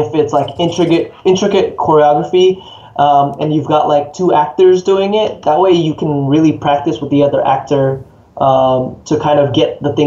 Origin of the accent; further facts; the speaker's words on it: United States; also born or lived in Indonesia; I was born in Indonesia and I moved to America when I was about 9.